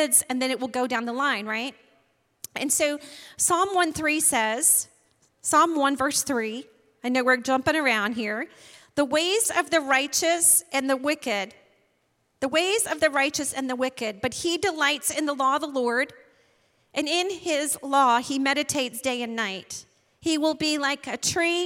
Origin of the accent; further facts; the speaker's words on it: Maine, United States; moved away; I'm from Maine originally, and Shannon and I like to go visit my family